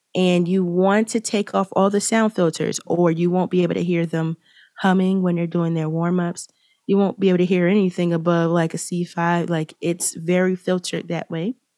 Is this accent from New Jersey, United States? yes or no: no; Philadelphia, Pennsylvania, United States; I'm from Philadelphia